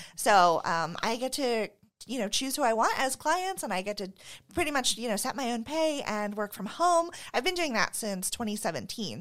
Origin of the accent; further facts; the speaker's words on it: Phoenix, Arizona, United States; moved away as an adult; now in Spokane, United States; I grew up in Phoenix